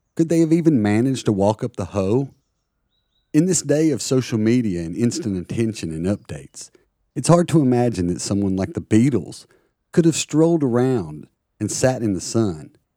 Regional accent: Tennessee, United States; moved away as an adult; now in Plymouth, United Kingdom; growing up in Tennessee, one state over

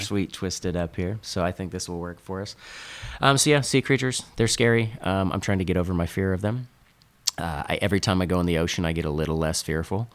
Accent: Northern California, United States; I grew up in NorCal, and I grew up skimboarding

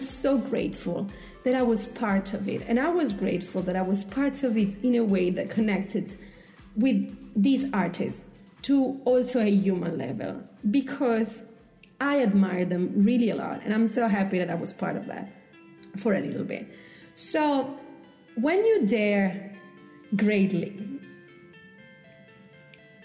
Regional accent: Italy; moved away; I come from Italy. We make out in public

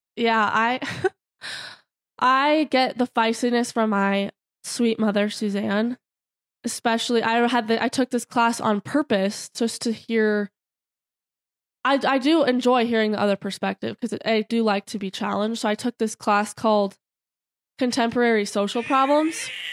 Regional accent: Broomfield, Colorado, United States; now in Boulder, United States; we're from Broomfield

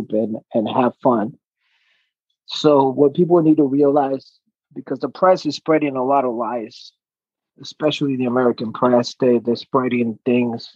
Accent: Chile; now in United States; I was born in South America, Chile

